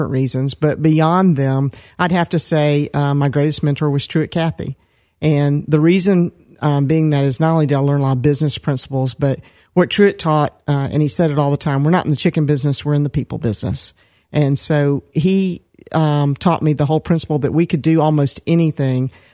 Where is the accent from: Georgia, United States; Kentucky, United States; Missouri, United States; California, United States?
Georgia, United States; Decatur; also born or lived in Atlanta, Georgia / Stone Mountain, Georgia; I was born in Atlanta, and I grew up, first of all, in Decatur, Georgia